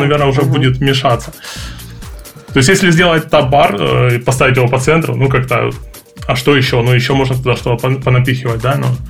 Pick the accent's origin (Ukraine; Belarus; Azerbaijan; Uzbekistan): Ukraine; я из Украины